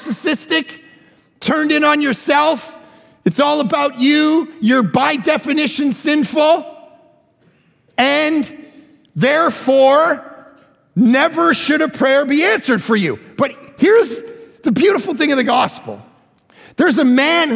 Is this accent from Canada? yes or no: yes; Canada; I'm from Canada.